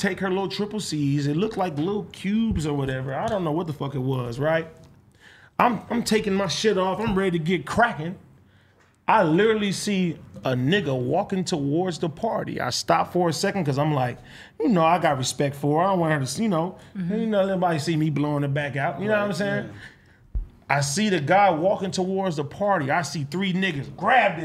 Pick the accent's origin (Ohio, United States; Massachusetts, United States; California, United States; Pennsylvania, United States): California, United States; Compton; I'm coming from Compton